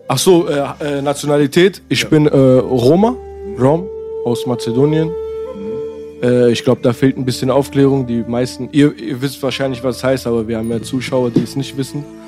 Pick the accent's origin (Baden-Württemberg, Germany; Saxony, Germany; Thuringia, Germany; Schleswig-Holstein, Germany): Baden-Württemberg, Germany; Nürtingen; also born or lived in Berlin; geboren Berlin 93, hier habe ich gelebt, bis ich äh, sieben, sieben, acht war dann äh, rüber in eine Kleinstadt in der Nähe von Stuttgart. Nürtingen.